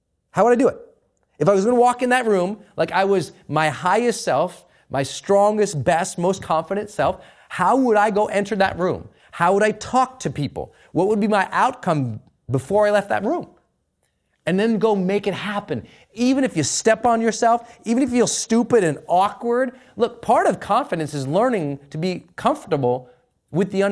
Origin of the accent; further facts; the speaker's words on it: Montana, United States; I'm from Montana